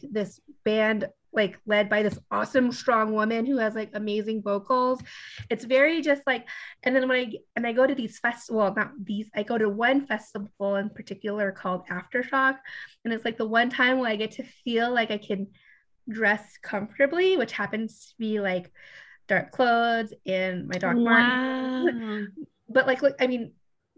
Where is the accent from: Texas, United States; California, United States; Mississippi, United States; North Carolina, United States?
California, United States; Long Beach; I am from Long Beach, California.